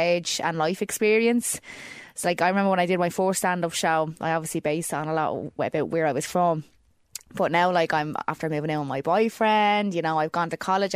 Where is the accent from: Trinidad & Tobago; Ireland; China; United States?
Ireland; Dublin, Leinster; I grew up in Clondalkin in a place called Neilstown, and I grew up there all my life.